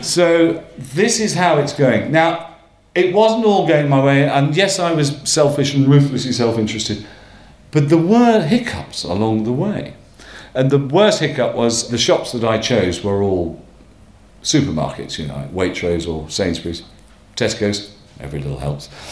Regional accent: Northumberland, North East England, United Kingdom; now in London, United Kingdom; I come from Northumberland, I come from one of those families

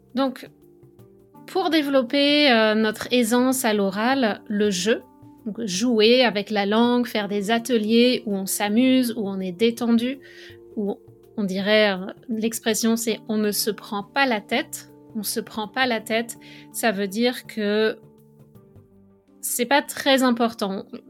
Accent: France; moved away as an adult; now in Montreal, Canada; je suis française. Depuis 2009, je vis au Canada

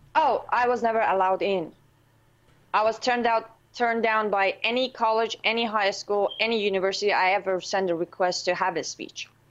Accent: Iran; moved away; I was born and raised in Islamic Republic of Iran with an N at the end, not a Q. It's Iran

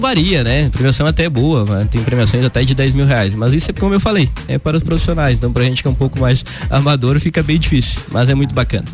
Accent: Cerro Negro, Santa Catarina, Brazil; moved away as an adult; now in Lages, Brazil; nasci em Cerro Negro, é, morei em Cerro Negro até os meus 24 anos

